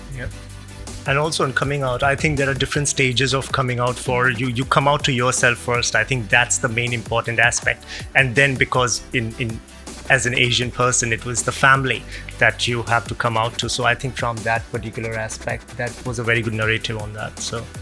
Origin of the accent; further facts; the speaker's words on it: India; moved away; I'm originally from India